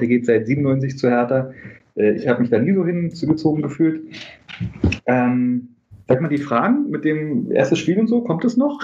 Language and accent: German; Berlin, Germany; ich bin Berliner, Westberliner.